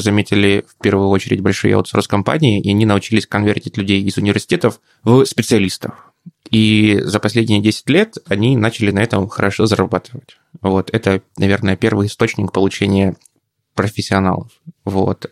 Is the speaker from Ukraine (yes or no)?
yes; Poltava, Poltava Oblast, Ukraine; moved away as an adult; now in Kharkiv, Ukraine; Полтава мой родной город